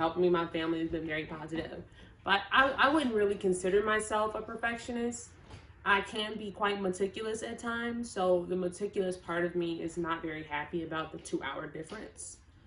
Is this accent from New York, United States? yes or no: no; Chicago, Illinois, United States; I'm from Chicago, Illinois